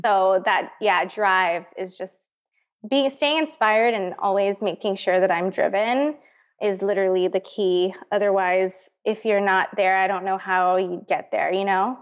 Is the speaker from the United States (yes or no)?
no; Northern Mariana Islands; moved away as an adult; I'm from Saipan. It's a tiny little island in the Pacific.